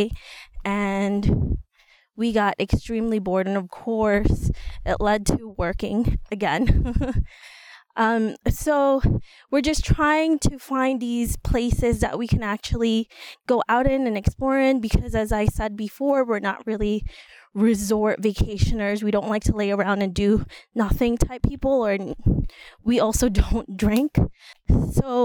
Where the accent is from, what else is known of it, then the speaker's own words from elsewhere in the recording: New York City, New York, United States; we're from New York City. We're from the Bronx